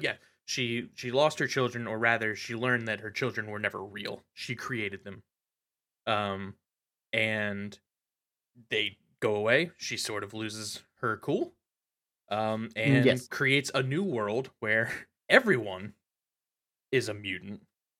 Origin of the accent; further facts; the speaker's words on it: United States; My right as an American to be ignorant and wrong.